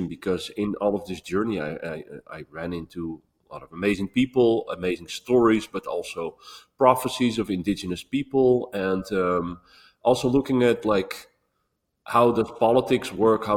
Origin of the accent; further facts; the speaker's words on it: Netherlands; I was born, well, this body was born in Holland